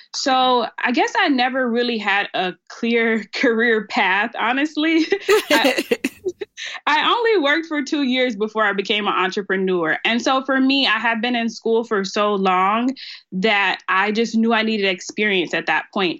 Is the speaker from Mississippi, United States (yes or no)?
yes; Starkville, Mississippi, United States; moved away as an adult; also born or lived in Memphis, Tennessee / Texas; now in Dallas, United States; I'm originally from Starkville, Mississippi. It's a very country small town